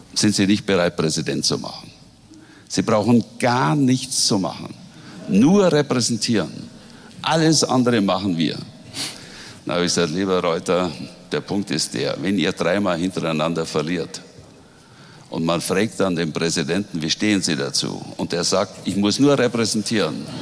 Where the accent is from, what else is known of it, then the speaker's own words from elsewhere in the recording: Swabia, Bavaria, Germany; Schwaben ist meine Heimat, an Schwaben hänge ich und ich möchte nirgendwo sonst leben